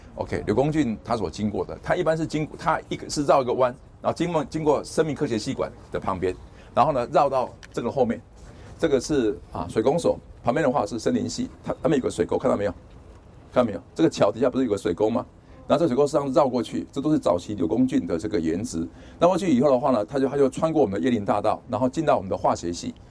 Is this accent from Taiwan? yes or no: yes; Taiwan; 我们台湾人